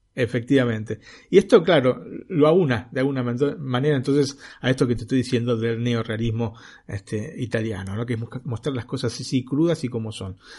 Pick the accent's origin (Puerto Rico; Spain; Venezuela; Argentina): Argentina; now in Italy; yo como argentino